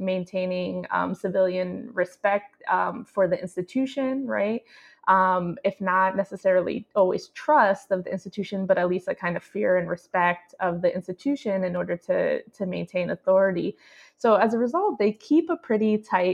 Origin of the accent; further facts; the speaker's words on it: United States; somebody who was coming from the U.S., as somebody who was not kind of born and raised in Puerto Rico